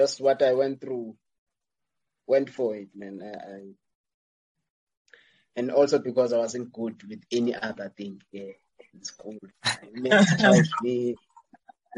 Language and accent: English; Tsolo, Eastern Cape, South Africa; moved away; my home town, village.